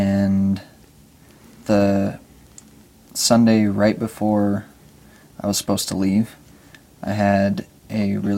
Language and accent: English; Syracuse, Utah, United States; also born or lived in Salt Lake City, Utah; moved to Syracuse when I was like, I think 1.5.